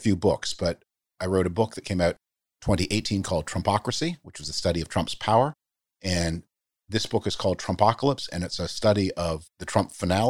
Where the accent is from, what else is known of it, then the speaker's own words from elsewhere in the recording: Canada; moved away; I grew up in the Cold War. I grew up, as I mentioned, in Canada, under the shield of that mighty American system of global defense that protected all of us. My family's Jewish. I'm Jewish.